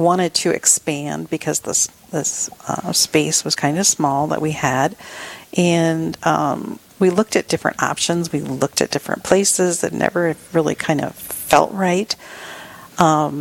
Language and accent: English; Rapid City, South Dakota, United States; I was born and raised in South Dakota and have spent most of my life in Rapid City